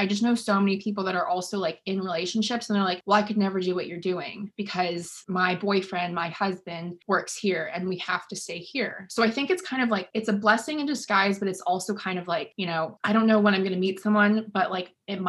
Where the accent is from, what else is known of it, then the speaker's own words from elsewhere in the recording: California, United States; also born or lived in St. Louis / China / Washington; No, I was born in St. Louis, moved to China for 4 years because my mom's Chinese, lived in California for like 10 years and then moved to Washington.